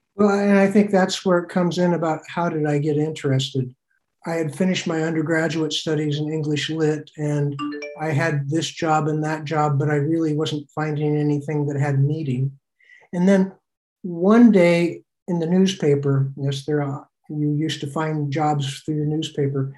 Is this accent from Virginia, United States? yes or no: no; Oregon, United States; moved away; also born or lived in Togo / South Korea / Burkina Faso / Benin; I grew up on farms in Oregon